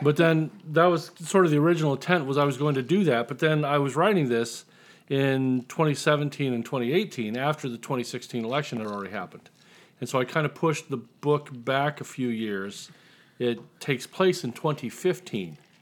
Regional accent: Indiana, United States; I'm from Indiana

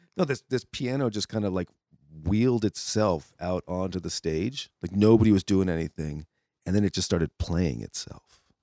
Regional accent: Connecticut, United States; I was growing up in Connecticut

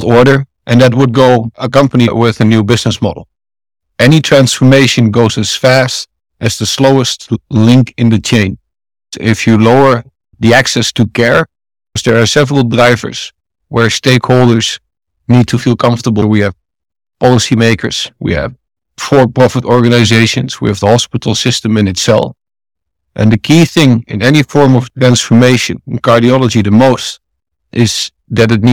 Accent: a small town next to Amsterdam, North Holland, Netherlands; also born or lived in India; I'm from the Netherlands, from a small town next to Amsterdam

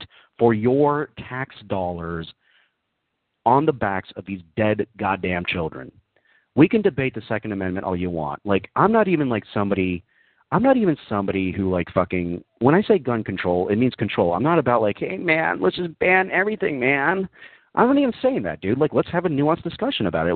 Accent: the South, United States; I grew up in the South myself

